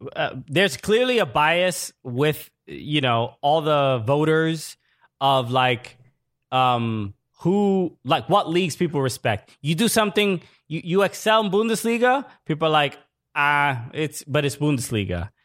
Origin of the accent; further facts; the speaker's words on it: England, United Kingdom; I am English.